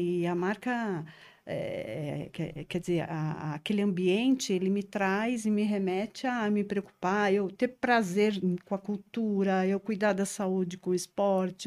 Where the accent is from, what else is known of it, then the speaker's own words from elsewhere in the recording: São Paulo, Brazil; Eu sou paulistana da gema mesmo, da moca